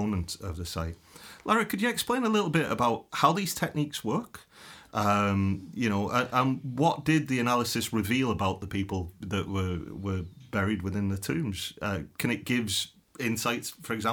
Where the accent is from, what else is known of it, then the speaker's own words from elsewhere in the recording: England, United Kingdom; now in Ireland; I'm from England originally